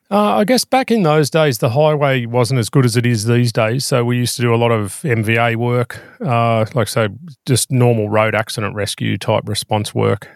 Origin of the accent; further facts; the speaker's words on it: Bathurst, New South Wales, Australia; I grew up out in Bathurst in the central west of New South Wales